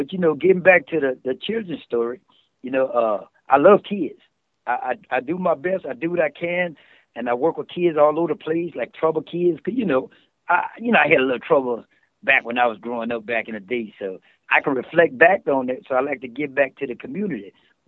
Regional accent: New Orleans, Louisiana, United States; also born or lived in Dallas / Lafayette / Thibodaux; I'm originally from New Orleans, Louisiana, but I grew up a whole bunch of places, including Dallas, Texas, Lafayette, and I went to high school in Thibodaux.

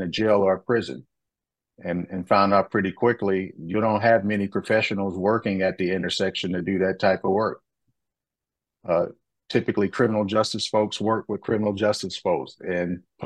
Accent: Detroit, Michigan, United States; I came from Detroit, Michigan in 1991. I grew up in that city

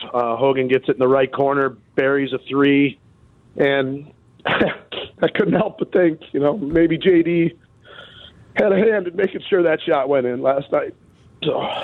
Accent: Chicago, Illinois, United States; I'm from Chicago area

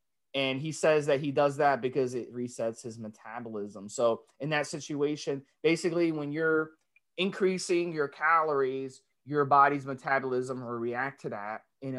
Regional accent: Dominican Republic; also born or lived in New York; now in United States; being someone who's from the Caribbean, Dominican Republic, growing up in New York

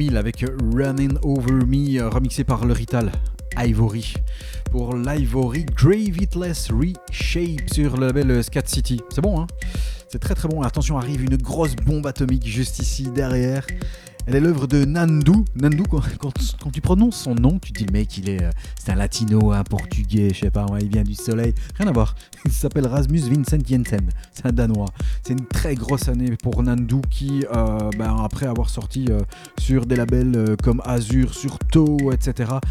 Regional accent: Belgium; accent: Belgian; mon accent belge

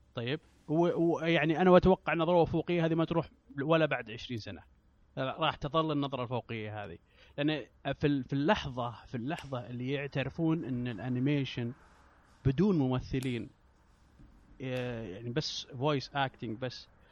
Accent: Saudi Arabia; انا من السعوديه

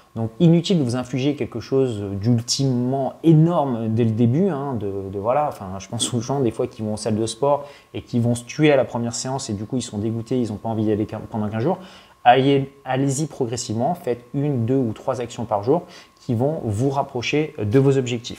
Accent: France; also born or lived in Paris; quand on est français

